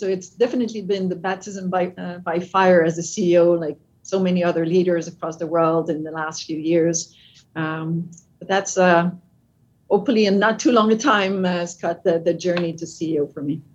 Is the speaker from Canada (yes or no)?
yes; Canada; accent: French with a bit of an American English; English is a second language; now in United States; I'm French Canadian. Uh, that's so the accent is French with a bit of an American English